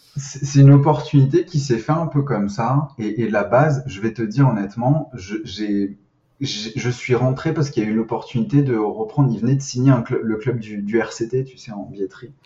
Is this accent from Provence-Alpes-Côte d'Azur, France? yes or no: yes; Nice, Provence-Alpes-Côte d'Azur, France; je viens de Nice